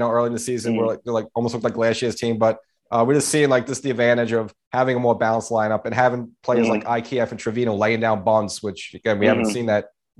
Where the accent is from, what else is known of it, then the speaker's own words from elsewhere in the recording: New York City, New York, United States; I'm Pelham Bay, so I guess we're almost neighbors.